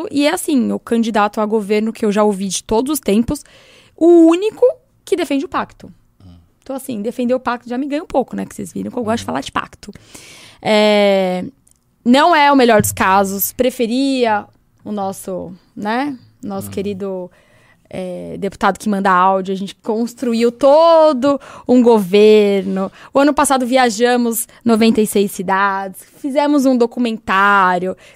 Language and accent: Portuguese; São Paulo, Brazil; Eu sou, eu sou muito paulista, assim, eu assim tenho tatuado aqui o estado de São Paulo.